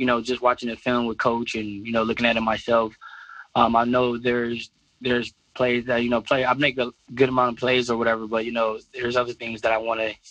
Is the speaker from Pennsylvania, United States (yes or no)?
no; Detroit, Michigan, United States; born or raised there; moved away